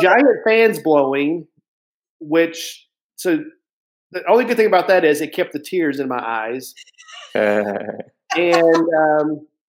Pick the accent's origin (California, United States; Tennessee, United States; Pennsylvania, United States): Tennessee, United States; Lebanon; moved away; my hometown that I grew up in Tennessee.